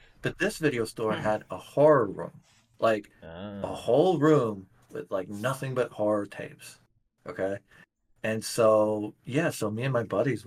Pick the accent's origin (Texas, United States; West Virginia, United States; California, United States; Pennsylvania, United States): West Virginia, United States; when I was a kid, growing up in West Virginia